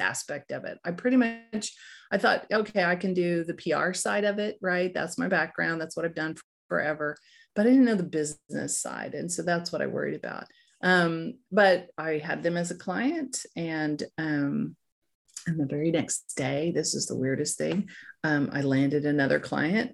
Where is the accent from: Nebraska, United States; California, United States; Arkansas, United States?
Arkansas, United States; Fort Smith; I grew up in, uh, Fort Smith, Arkansas.